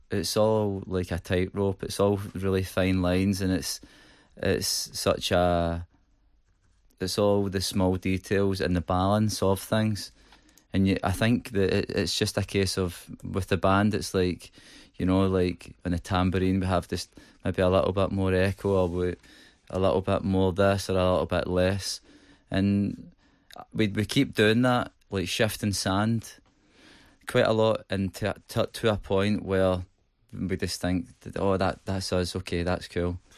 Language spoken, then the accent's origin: English; Manchester, North West England, United Kingdom; I come from Manchester.